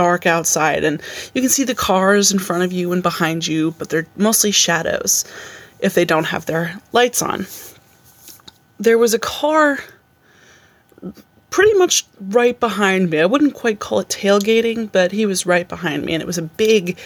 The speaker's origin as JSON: {"language": "English", "area": "a town just outside of Albany", "region": "New York", "country": "United States", "tie": "born or raised there", "said": "So I said I'm from Albany, but I grew up in a town just outside of Albany."}